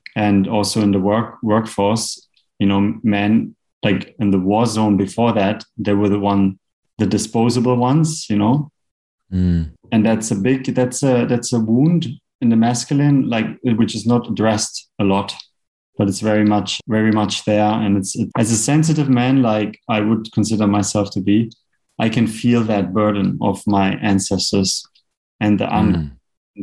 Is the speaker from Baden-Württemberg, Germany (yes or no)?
yes; Black Forest, Baden-Württemberg, Germany; moved away as an adult; now in Bali, Indonesia; Originally, I'm from Germany in the Black Forest